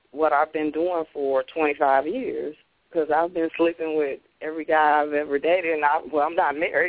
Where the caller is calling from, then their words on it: Detroit, Michigan, United States; I'm calling from Detroit.